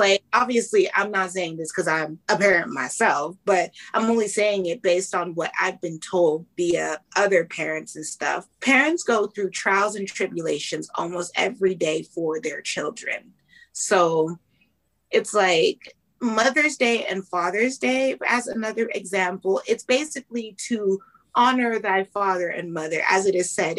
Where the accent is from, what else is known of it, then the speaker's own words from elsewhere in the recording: Canada; I was born in Canada into a Jamaican family